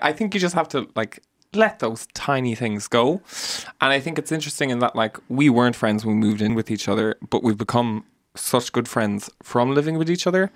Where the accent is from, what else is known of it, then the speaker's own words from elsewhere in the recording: Mallow, Munster, Ireland; moved away as an adult; now in Dublin, Ireland; we're all from Mallow and from the country